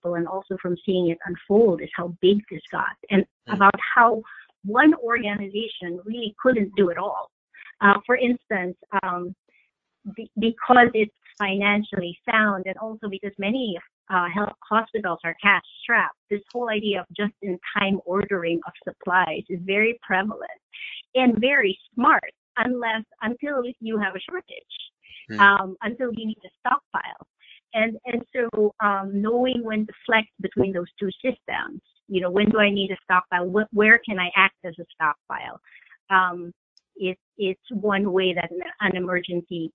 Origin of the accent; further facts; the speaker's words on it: New York City, New York, United States; I'm a New Yorker